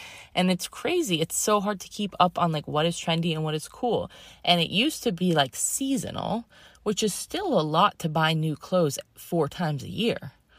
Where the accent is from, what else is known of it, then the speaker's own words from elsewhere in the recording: Massachusetts, United States; also born or lived in Connecticut; And I grew up in Massachusetts and Connecticut, like as a little kid.